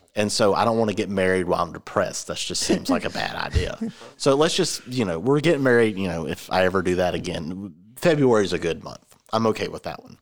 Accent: Georgia, United States; I'm from Georgia

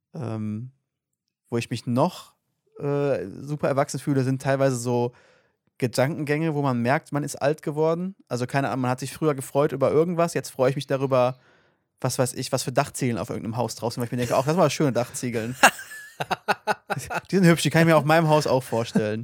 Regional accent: North Rhine-Westphalia, Germany; wir kommen ja aus NRW ähm, und hier gibt es ja Gesamtschulen

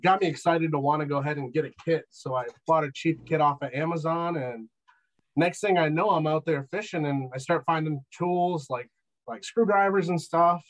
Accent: Michigan, United States; I'm from Michigan

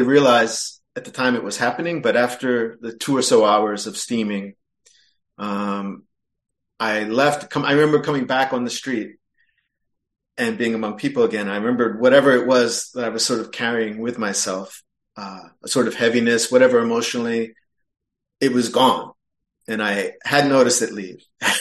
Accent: Philadelphia area, Southern New Jersey, United States; moved away as an adult; also born or lived in Russia; I grew up in the Southern New Jersey, Philadelphia area

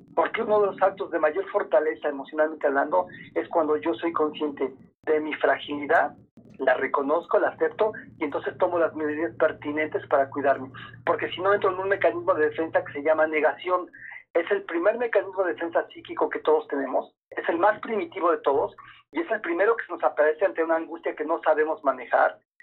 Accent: Mexico; somos tantos mexicanos

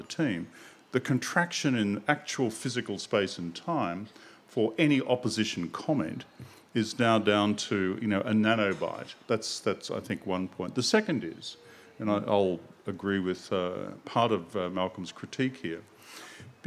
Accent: Queensland, Australia; I come from a one newspaper state, Queensland

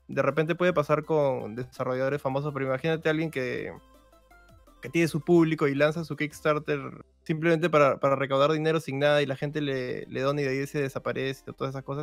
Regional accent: Peru; somos de Perú los dos

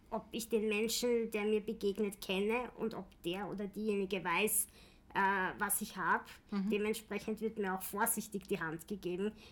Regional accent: Vienna, Austria; Äh, ich bin in Wien geboren, mein ganzes Leben in Wien gewesen, ähm, außer irgendwann mal in der Steiermark

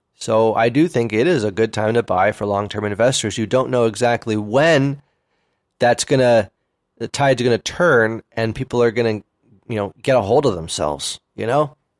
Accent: Oakland, California, United States; also born or lived in Berkeley / San Francisco; I grew up in Oakland, by the way, you know, um, Oakland and Berkeley

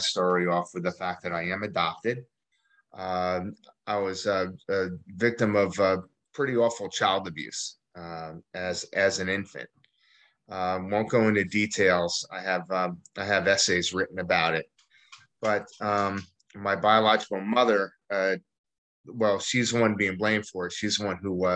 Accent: East Orange, New Jersey, United States; also born or lived in Staten Island, New York / Philadelphia, Pennsylvania; now in East Greenville, United States; I originally grew up in East Orange, New Jersey, and lived in Staten Island for a while

